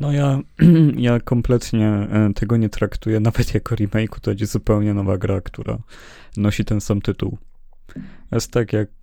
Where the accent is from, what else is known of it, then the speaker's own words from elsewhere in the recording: Poland; my z Polski